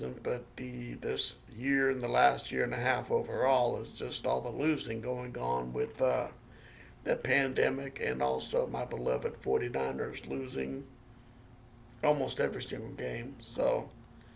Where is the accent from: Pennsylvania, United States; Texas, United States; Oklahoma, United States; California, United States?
California, United States; Yuba City; I am from Yuba City, California, which is Northern California, about an hour north of Sacramento